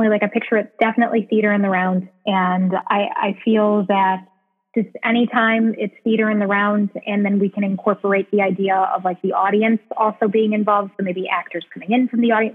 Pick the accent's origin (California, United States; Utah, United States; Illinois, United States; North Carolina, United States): Illinois, United States; Chicago; I'm from Chicago. I was born and raised here.